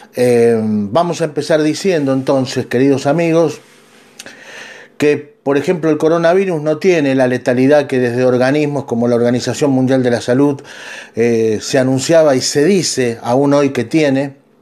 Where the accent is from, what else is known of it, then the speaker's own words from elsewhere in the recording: Argentina; yo soy de Argentina